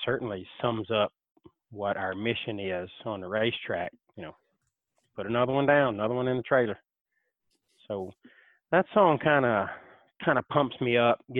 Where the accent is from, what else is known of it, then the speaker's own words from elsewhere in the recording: Alabama, United States; I am from Alabama, that Alabama boy